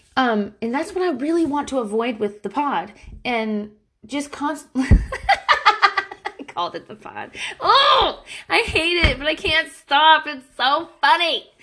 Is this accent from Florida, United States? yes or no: yes; Pensacola, Florida, United States; accent: frat boy from Florida; moved away; I am from Pensacola, Florida. I hung out with only dudes in high school